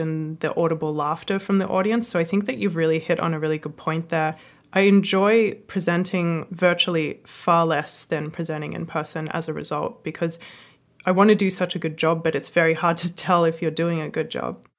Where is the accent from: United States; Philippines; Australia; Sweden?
Australia; I'm Australian